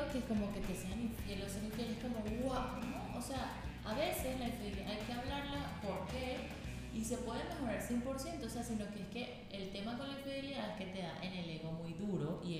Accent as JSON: {"language": "Spanish", "country": "Venezuela", "said": "y, bueno, soy venezolana, tengo 28 años"}